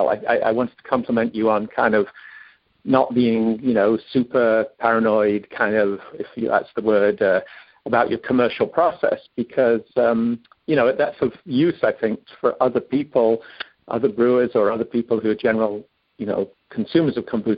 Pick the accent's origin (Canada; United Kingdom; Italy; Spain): United Kingdom; England; moved away as an adult; I'm from England originally, even though I haven't lived there 40 years.